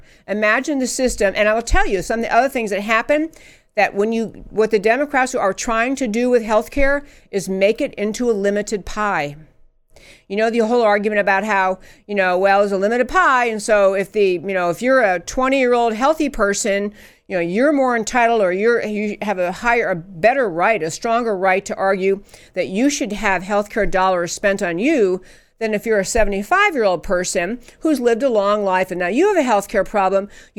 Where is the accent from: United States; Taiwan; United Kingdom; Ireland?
United Kingdom; England; I grew up in England, and there's nothing wrong with the healthcare system there.